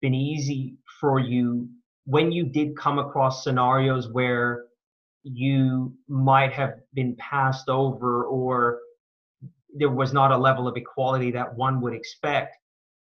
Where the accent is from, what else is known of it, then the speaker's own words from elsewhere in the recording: Bay Area, California, United States; moved away as an adult; now in Australia; So I'm an American. I've been in Australia for 12 years. I grew up in the Bay Area